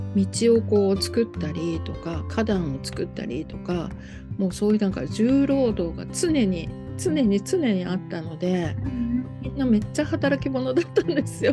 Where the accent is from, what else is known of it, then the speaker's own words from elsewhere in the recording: Kitakyushu, Fukuoka, Japan; now in Tokyo, Japan; 実は私の生まれ育ったところなんですね